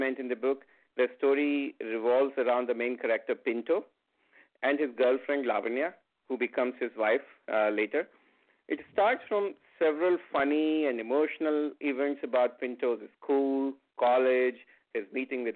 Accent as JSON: {"language": "English", "country": "India", "tie": "born or raised there", "first_language": "Hindi", "second_language": "English", "said": "I grew up in a small town of India as a Hindi-speaking child."}